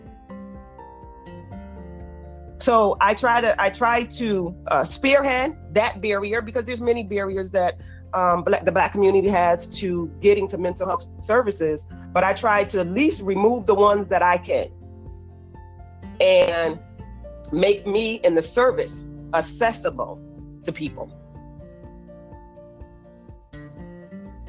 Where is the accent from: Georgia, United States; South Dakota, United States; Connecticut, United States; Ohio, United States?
Connecticut, United States; Bridgeport; I grew up in Bridgeport